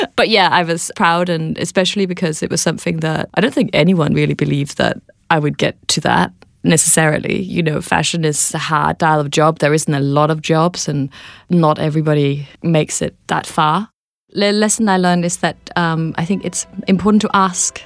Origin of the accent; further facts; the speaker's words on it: Denmark; moved away as an adult; also born or lived in London; I'm from Denmark